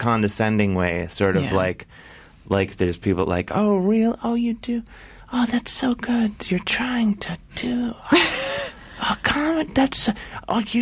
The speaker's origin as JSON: {"language": "English", "town": "Cleveland", "region": "Ohio", "country": "United States", "said": "I come from a large family, and I'm from Cleveland."}